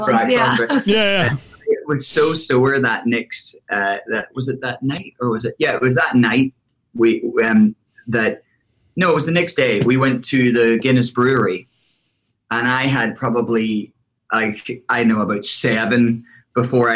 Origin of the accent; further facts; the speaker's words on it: Larne, Northern Ireland, United Kingdom; moved away as an adult; now in United States; I'm actually from Northern Ireland, from a tiny, tiny town called Larne. It's 20 miles north of Belfast